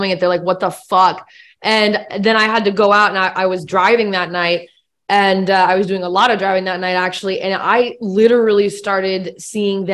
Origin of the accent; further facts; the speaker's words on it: West Coast, United States; moved away as an adult; now in Tennessee, United States; I'm from the West Coast. Like, I grew up, born and raised West Coast